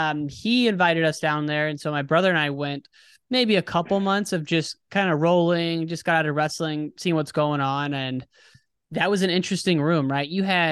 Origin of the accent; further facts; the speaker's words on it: United States; now in Chicago, United States; I'm based out of Chicago, but I grew up in the Quad Cities.